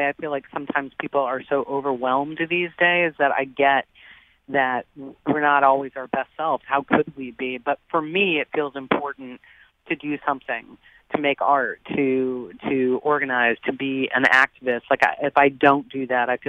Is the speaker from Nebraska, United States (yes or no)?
yes; Nebraska, United States; moved away; also born or lived in Boston; I grew up in Nebraska, and I mean, I spent years living in Boston